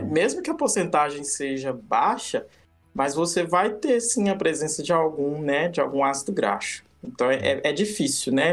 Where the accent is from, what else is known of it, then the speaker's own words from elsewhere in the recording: Minas Gerais, Brazil; lá da minha região, em Minas